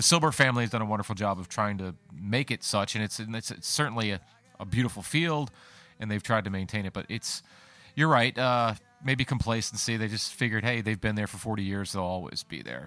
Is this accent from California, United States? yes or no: no; Colonial Beach, Virginia, United States; moved away as an adult; now in Fredericksburg, United States; I grew up actually thirty miles east of here in Colonial Beach.